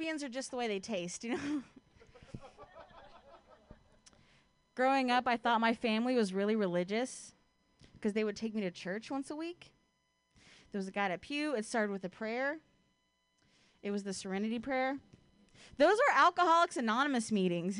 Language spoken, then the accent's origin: English; Ohio, United States; now in San Francisco, United States; I'm from Ohio